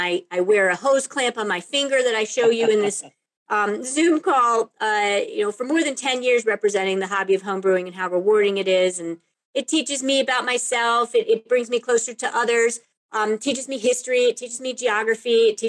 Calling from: Lyons, Colorado, United States; I am talking from Lyons, Colorado, which is my home, a little bit outside of Boulder, Colorado

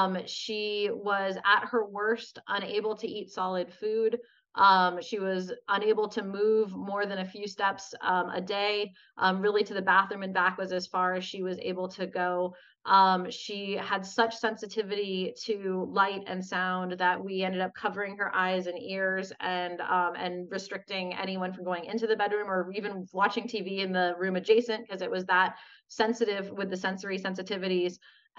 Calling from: Los Angeles, California, United States; So I'm calling in from Los Angeles, California, where I live.

